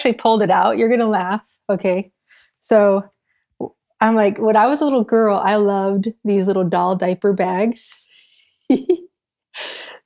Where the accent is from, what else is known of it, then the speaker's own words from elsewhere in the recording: Southern Utah, United States; moved away as an adult; also born or lived in Los Angeles, California; now in Miami, United States; So I grew up in Southern Utah on a cattle ranch. So I live in Miami now